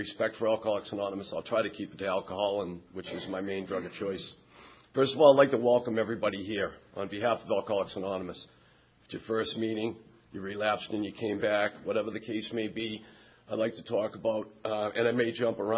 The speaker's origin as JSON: {"language": "English", "town": "Quincy", "region": "Massachusetts", "country": "United States", "tie": "born or raised there", "said": "Quincy Point on Wednesday night in my hometown"}